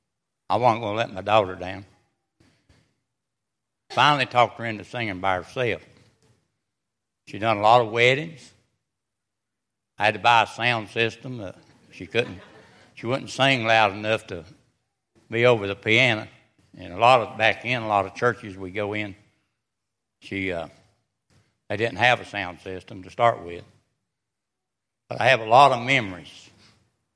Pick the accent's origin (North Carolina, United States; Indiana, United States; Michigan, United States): North Carolina, United States; Wilkesboro; I come from Wilkesboro, North Carolina